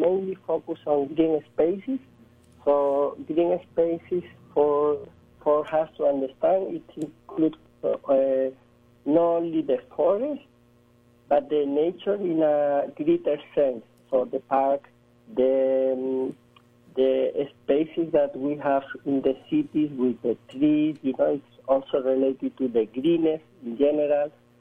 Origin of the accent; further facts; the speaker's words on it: Spain; I'm coming from Spain, but I'm currently in New York City